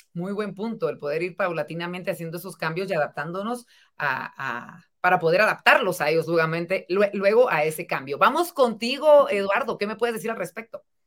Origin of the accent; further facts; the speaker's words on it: Guatemala; como sociedad guatemalteca